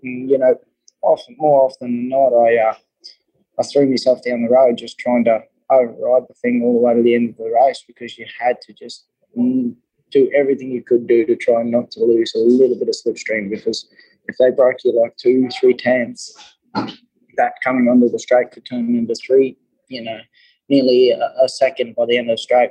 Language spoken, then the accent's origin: English; Australia; moved away; I came across from Australia